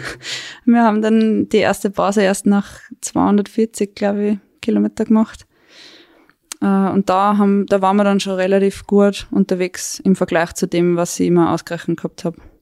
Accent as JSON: {"language": "German", "area": "Weinviertel", "region": "Lower Austria", "country": "Austria", "moved": "as an adult", "lives_now": "Tyrol, Austria", "said": "Ich bin ursprünglich aus Niederösterreich, aus dem Weinviertel und wohne jetzt seit circa fünf Jahren in Tirol, in der Nähe von Innsbruck."}